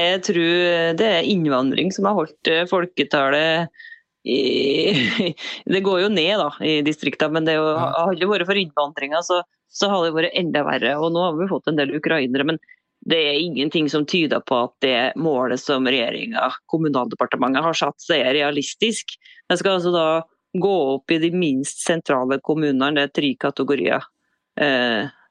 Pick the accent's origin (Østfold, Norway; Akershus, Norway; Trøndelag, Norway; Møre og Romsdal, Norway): Møre og Romsdal, Norway; Rindal; i min barndomsdal Rindal, der jeg vokste opp